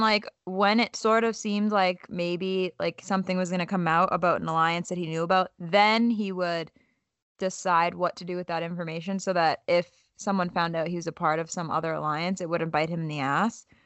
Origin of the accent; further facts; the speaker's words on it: Boston, Massachusetts, United States; We're both, like, Boston girls